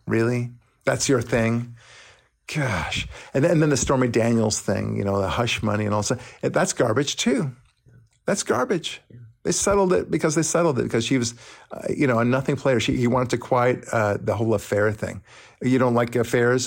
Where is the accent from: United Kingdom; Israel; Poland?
Israel; now in United States; I'm from Israel.